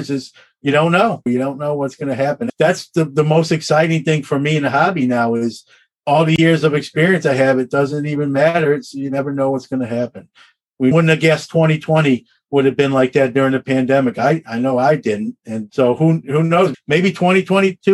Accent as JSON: {"language": "English", "town": "Brooklyn", "region": "New York", "country": "United States", "tie": "born or raised there", "also_born_or_lived": "Syracuse", "said": "Brooklyn's my hometown. I still have family there"}